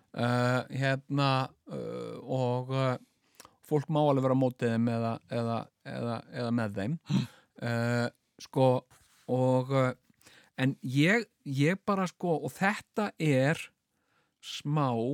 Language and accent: Icelandic; Iceland